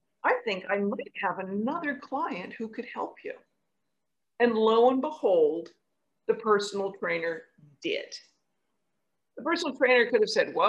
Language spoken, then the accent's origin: English; West Coast of Canada, Canada; now in New York, United States; I grew up on the West Coast of Canada.